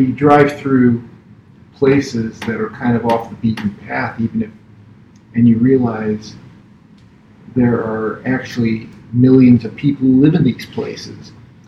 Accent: California, United States; I mean, I grew up in Southern California.

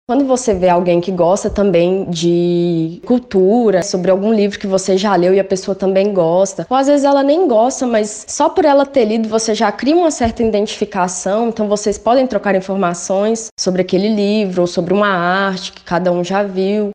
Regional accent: interior of Minas Gerais, Brazil; moved away as an adult; now in João Pessoa, Brazil; venho de uma cidade do interior de Minas

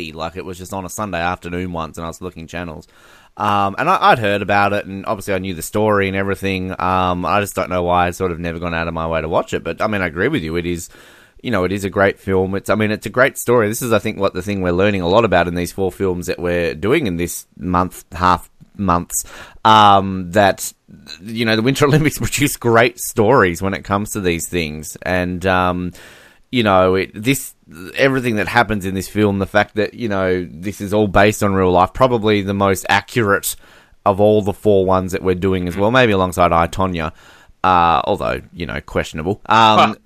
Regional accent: Australia; I'm Australian

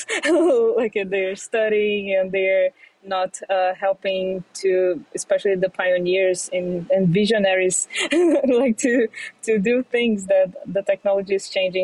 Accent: Brazil; moved away as an adult; now in New York City, United States; I grew up in Brazil

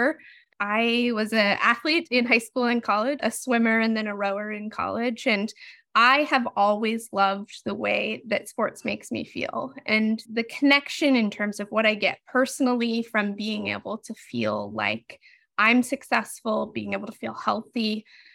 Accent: Utah, United States; moved away; I'm from Utah originally, so I was in high school during the 2002 Olympics

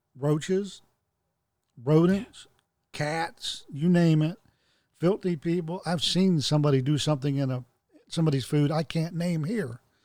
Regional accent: the South, United States; I'm a Southerner. I was born a Southerner. I live in the South

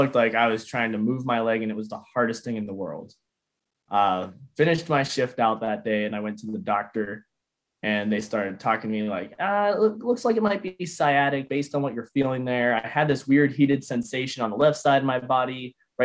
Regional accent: near Tarentum, Pittsburgh area, Pennsylvania, United States; that was near my hometown. It's kind of out near Tarentum area there.

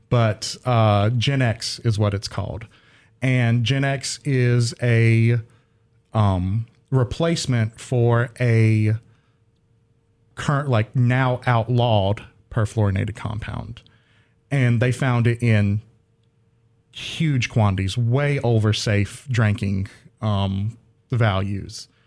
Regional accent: Faison, North Carolina, United States; so I am from Faison, North Carolina, which is in the southeastern part of North Carolina

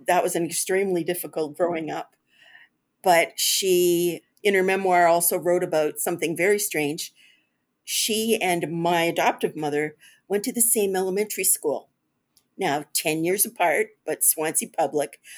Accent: Toronto, Ontario, Canada; I grew up here in Toronto

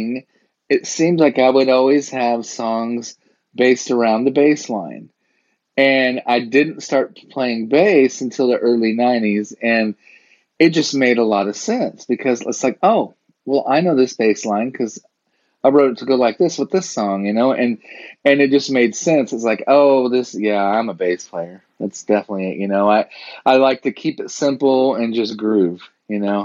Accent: Springfield, Missouri, United States; also born or lived in Hollywood / Nashville; now in Jefferson City, United States; I was raised in Springfield

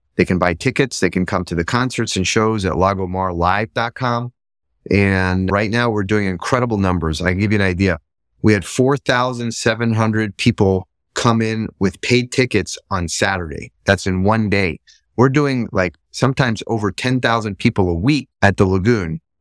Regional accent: Boca Raton, Florida, United States; also born or lived in Israel; I'm, uh, originally born in Israel, grew up in South Florida. I grew up in Boca Raton.

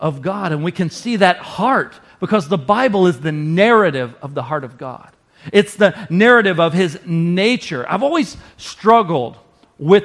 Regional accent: the South, United States; now in Wisconsin, United States; I grew up in the South

